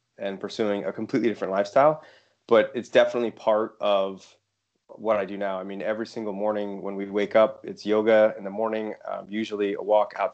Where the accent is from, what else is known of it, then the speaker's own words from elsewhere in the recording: United States; moved away as an adult; now in United Kingdom; I'm actually in the UK now. I'm from the United States